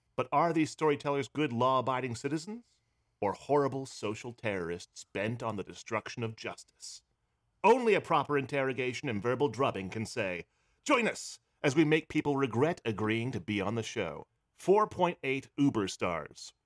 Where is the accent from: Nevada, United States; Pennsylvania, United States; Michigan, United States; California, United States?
Pennsylvania, United States; now in New York City, United States; I'm originally from Pennsylvania